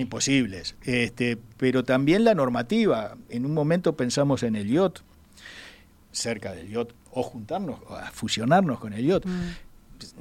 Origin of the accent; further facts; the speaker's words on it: Uruguay; como cualquier uruguayo